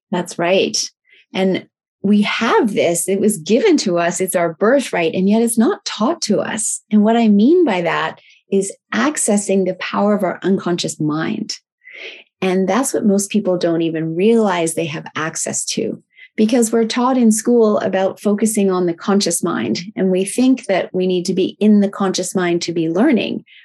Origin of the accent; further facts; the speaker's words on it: Tokyo, Japan; And I was raised in Tokyo, Japan, which was a wonderful lifestyle.